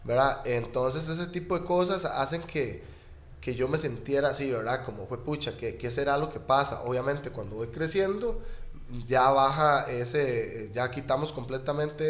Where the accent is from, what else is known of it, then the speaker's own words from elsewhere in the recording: Escazú, San José, Costa Rica; vecino de Escazú